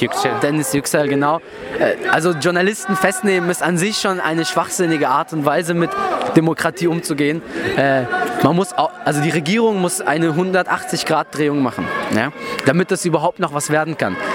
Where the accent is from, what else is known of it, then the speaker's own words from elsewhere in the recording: Turkey; now in Germany; das Dorf dran, wo ich herkomme